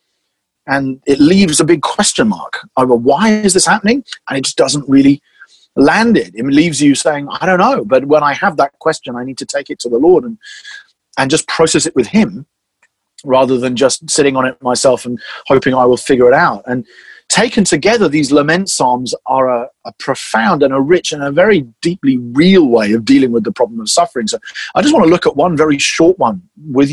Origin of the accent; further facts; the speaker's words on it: England, United Kingdom; as I'm English